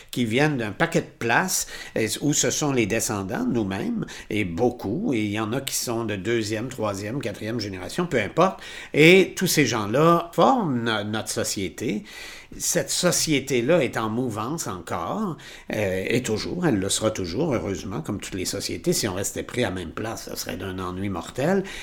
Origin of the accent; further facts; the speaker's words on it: Trois-Rivières, Quebec, Canada; now in Quebec City, Canada; quand je suis arrivé ici en 1978, donc il y a 40 ans là, je venais de Trois-Rivières, j'étais resté dans ma ville.